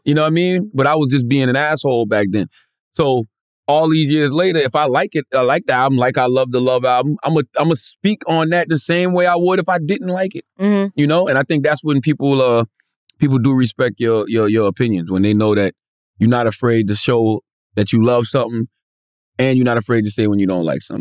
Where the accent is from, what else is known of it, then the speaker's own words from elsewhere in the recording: Moncks Corner, South Carolina, United States; my hometown of Moncks Corner, South Carolina